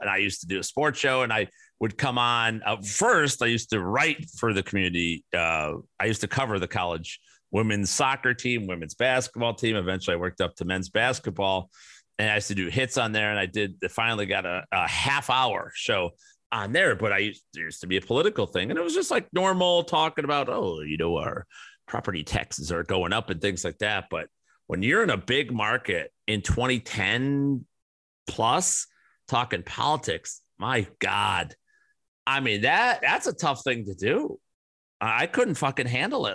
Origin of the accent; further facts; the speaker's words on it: Chicago, Illinois, United States; growing up in Chicago